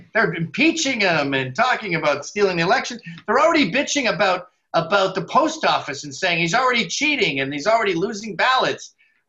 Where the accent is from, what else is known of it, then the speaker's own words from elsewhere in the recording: Scotland, United Kingdom; Oh, no. I'm so Scottish. We never forget a dime.